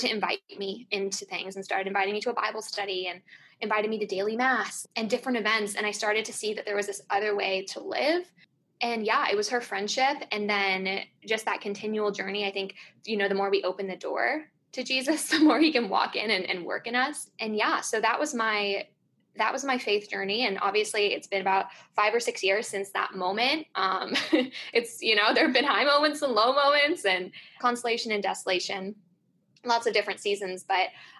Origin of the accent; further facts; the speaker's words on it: California, United States; I grew up in California.